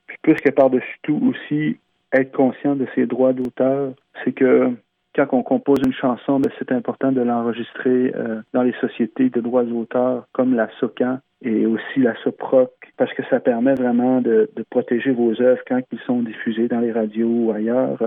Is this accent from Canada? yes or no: yes; Mashteuiatsh, Quebec, Canada; On est neuf communautés Innu au Québec. Puis on est la communauté la plus au sud de qui est au lac Saint-Jean. Anciennement, on appelait ça Pointe Bleue